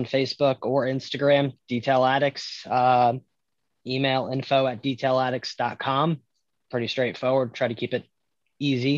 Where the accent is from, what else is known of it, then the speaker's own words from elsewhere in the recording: Stuart, Florida, United States; I'm from Stuart, Florida, a small fishing town with a drinking problem